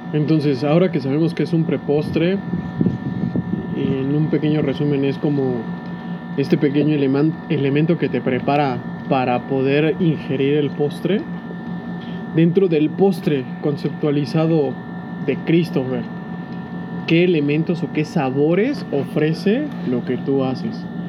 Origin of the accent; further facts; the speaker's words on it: San Cristóbal de las Casas, Chiapas, Mexico; soy de San Cristóbal